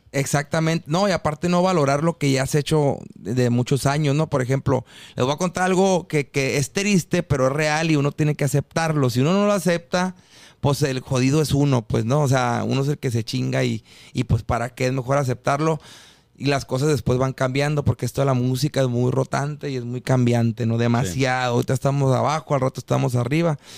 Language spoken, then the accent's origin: Spanish; Mexicali, Baja California, Mexico; moved away as an adult; also born or lived in Guadalajara / Mazatlán; now in Colombia; yo soy de Mexicali y crecí con la música norteña.